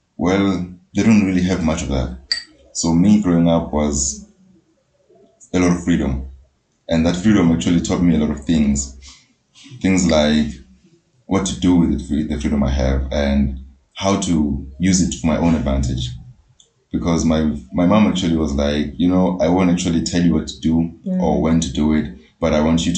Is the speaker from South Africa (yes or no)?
yes; South Africa; me being born and bred in Poetic, it's a township.